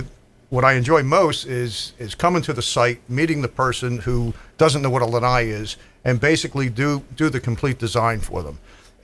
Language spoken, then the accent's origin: English; Philadelphia, Pennsylvania, United States; And I can understand that because I came here from Philadelphia. And in Philadelphia, we had patios and we had classrooms.